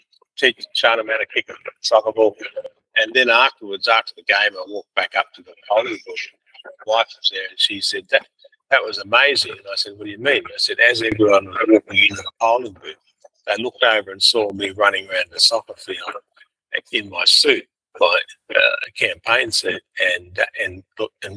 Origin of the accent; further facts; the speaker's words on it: Grafton, New South Wales, Australia; moved away; also born or lived in Dubbo; I was born in Grafton. I lived there for work and marriage